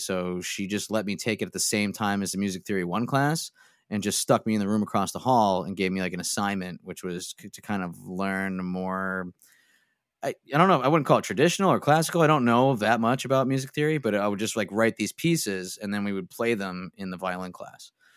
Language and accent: English; Scranton, Pennsylvania, United States; moved away as an adult; now in Philadelphia, United States; then we moved back up to Scranton, and that was where I grew up